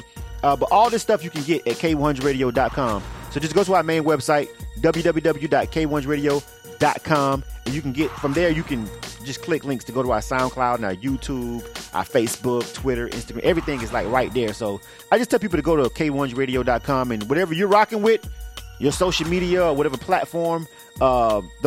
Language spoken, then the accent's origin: English; Florida, United States; I'm born and raised in Florida